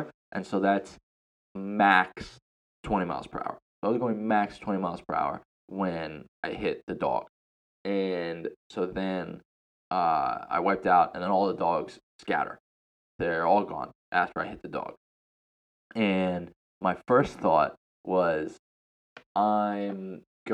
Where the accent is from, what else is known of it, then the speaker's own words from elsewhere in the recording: United States; moved away as an adult; now in Thailand; me as an American